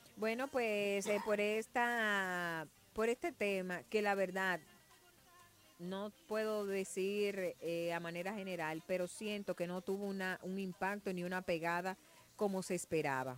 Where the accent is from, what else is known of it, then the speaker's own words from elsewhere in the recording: Dominican Republic; como dominicanos